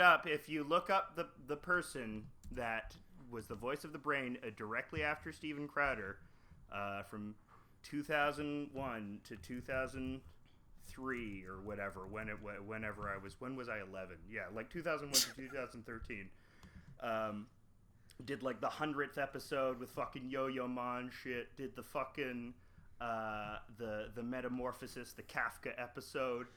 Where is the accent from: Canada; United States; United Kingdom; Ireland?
Canada; I'm from Canada